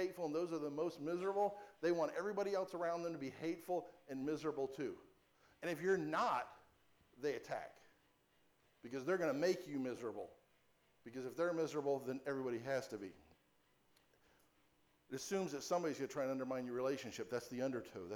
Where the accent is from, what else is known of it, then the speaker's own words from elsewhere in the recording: Florida, United States; I grew up here in Florida.